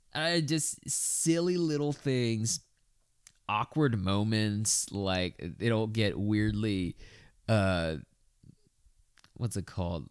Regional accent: Texas, United States; being a Texan

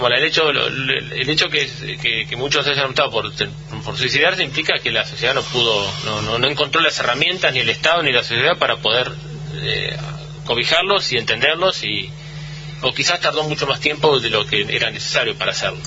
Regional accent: Bahía Blanca, Buenos Aires Province, Argentina; todo lo que somos de Bahía

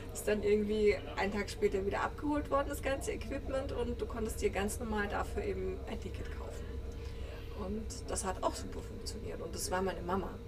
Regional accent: Graz, Styria, Austria; Ich komme ja aus Graz, aus einer kleinen Stadt in Österreich, also die zweitgrößte

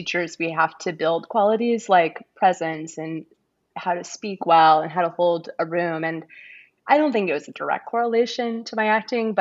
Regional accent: California, United States; also born or lived in Brazil; now in Seattle, United States; I've lived here off and on. I'm originally from California

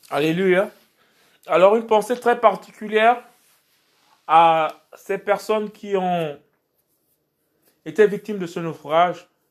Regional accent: Port-Gentil, Ogooué-Maritime, Gabon; je suis originaire du Gabon et en particulier de Port-Gentil. Et donc, toutes ces personnes qui allaient sur euh, ma ville natale

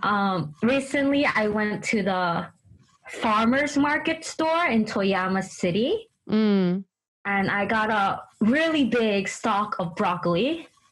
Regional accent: United States; also born or lived in Japan; I'm Chinese American, so I yeah. grew up with a lot of mm. Asian vegetables

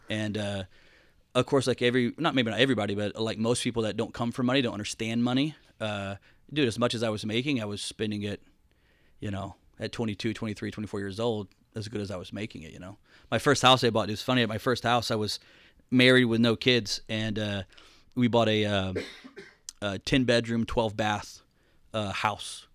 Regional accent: Atlanta, Georgia, United States; moved away as an adult; also born or lived in Rome, Georgia; now in Florida, United States; Atlanta, Georgia is where I spent most of my time. And then, uh, just recently moved to Florida

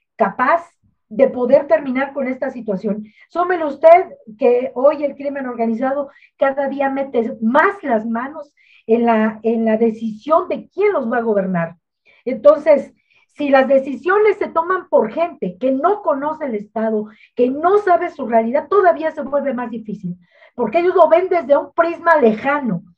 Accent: Michoacán, Mexico; yo crecí en Michoacán

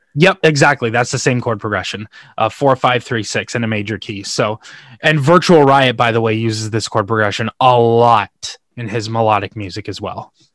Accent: Canada; I'm from Canada

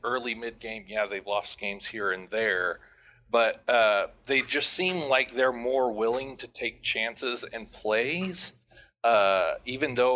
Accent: Hutchinson, Kansas, United States; I'm from Hutchinson, Kansas

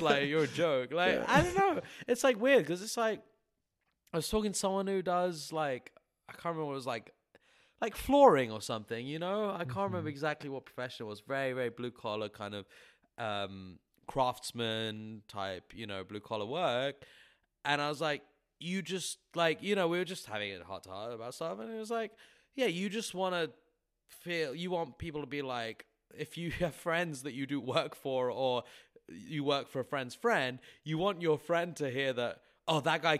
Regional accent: England, United Kingdom; now in Milwaukee, United States; Like, a lot of people, I'm English, why are you here? Because I'm trying to pursue music.

